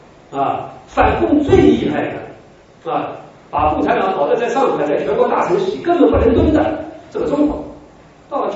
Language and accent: Chinese; Wuhan, Hubei, China; 我们尊敬的董老爷是我们武汉人，就是湖北人